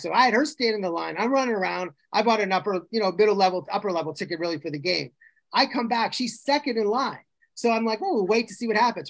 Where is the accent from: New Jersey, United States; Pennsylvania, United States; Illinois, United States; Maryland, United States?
Pennsylvania, United States; outside Penn State; moved away; I grew up outside Penn State